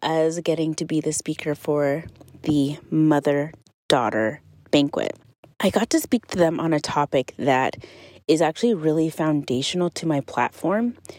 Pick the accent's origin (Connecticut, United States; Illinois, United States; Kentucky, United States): Kentucky, United States; moved away; today I am in my hometown in Kentucky